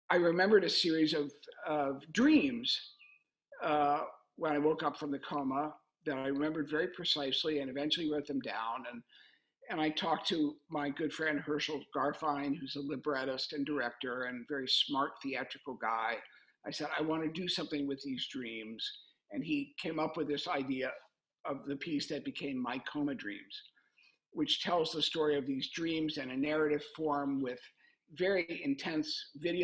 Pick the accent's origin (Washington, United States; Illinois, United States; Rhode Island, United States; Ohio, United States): Ohio, United States; Cincinnati; my hometown of Cincinnati